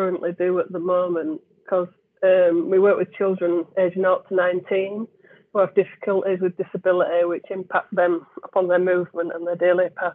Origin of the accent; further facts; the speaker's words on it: Leeds, Yorkshire and the Humber, United Kingdom; now in Bradford, United Kingdom; I'm from Leeds, but I live in Bradford, but I'm a Leeds lass